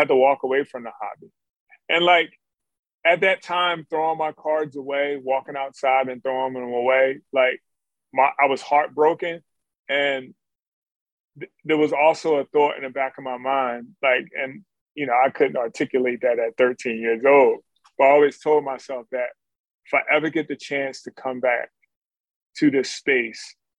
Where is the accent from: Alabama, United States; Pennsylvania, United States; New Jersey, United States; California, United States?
Pennsylvania, United States; Philadelphia; in my neighborhood where I grew up in North Philly